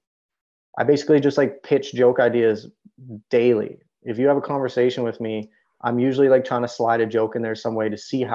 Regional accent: Canada; moved away as an adult; also born or lived in United States; especially as a Canadian in the United States

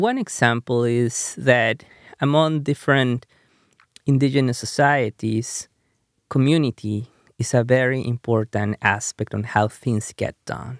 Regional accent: Peru; first language Spanish; English is a second language; moved away as an adult; now in United States; when I grew up in Peru

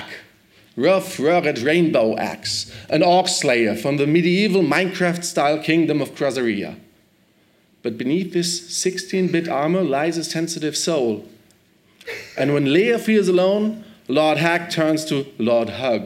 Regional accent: Germany; I'm from Germany, from Movietel

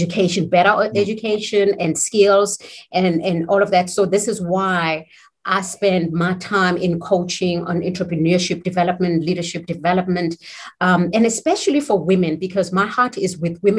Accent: South Africa; being South African, I mean, I was born in South Africa, and given the South African history of apartheid, I consider, you know, diversity, inclusion is very personal to me because I grew up in the days

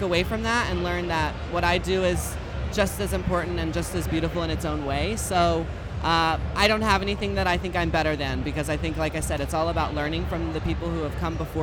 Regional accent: Texas, United States; I'm a Texas hoe

